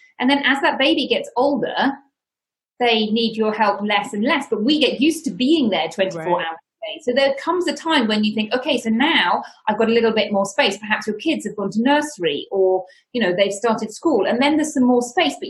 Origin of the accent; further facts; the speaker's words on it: United Kingdom; moved away as an adult; now in Spain; I am from the United Kingdom, as you may be able to tell from my accent